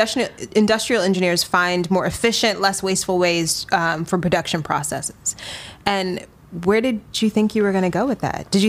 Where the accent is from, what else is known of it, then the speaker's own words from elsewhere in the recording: Atlanta, Georgia, United States; Being African American, I grew up. Laugh at me. I grew up mainly in the South, right? In the suburbs of Atlanta.